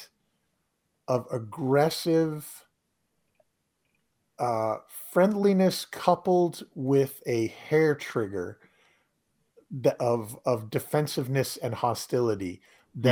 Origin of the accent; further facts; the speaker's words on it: Massachusetts, United States; moved away as an adult; now in Maine, United States; I'm from Massachusetts originally